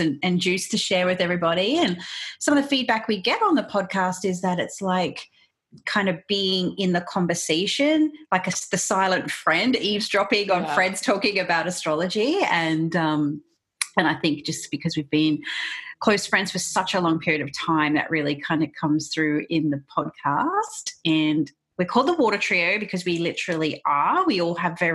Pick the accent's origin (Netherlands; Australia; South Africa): Australia; accent: Australian; as you can probably tell by my accent, I do it from Australia